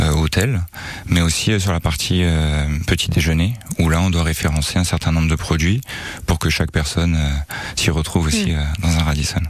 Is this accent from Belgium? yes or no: no; Strasbourg, Grand Est, France; also born or lived in Seine-et-Marne; now in Nice, France; je suis natif de, Strasbourg